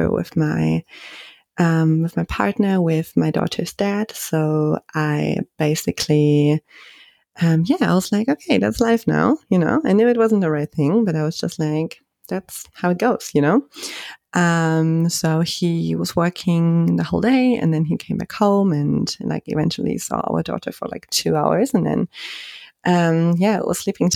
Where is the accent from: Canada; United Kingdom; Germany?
Germany; moved away as an adult; also born or lived in Spain; when I grew up in Germany